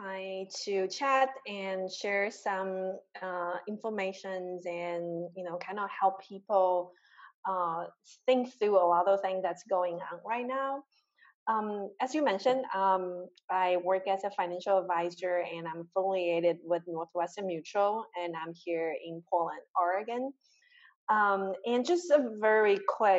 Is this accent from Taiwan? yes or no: yes; Taiwan; moved away; also born or lived in Chicago; I grew up in Taiwan, this super tiny island in a very traditional Asian family